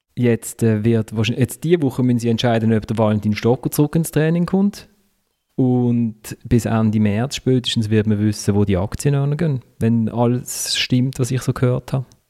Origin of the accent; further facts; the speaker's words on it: Basel, Basel-Stadt, Switzerland; als Basler